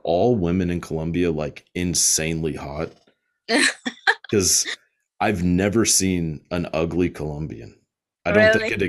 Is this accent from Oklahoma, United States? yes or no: no; Texas, United States; accent: Southern; Like, I mean, I'm from Texas, so super southern, but like, I think I've kind of gotten rid of mine.